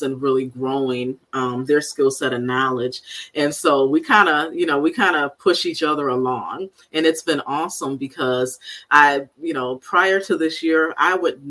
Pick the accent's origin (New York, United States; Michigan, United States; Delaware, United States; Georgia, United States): Michigan, United States; Benton Harbor; I grew up in Benton Harbor, Michigan, on the southwest side of the state, about 3.5 hours from here